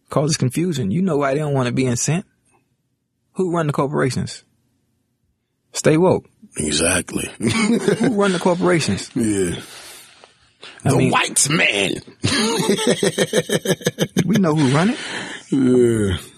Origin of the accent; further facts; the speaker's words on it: Miami, Florida, United States; I come from Liberty City. I come from the hood.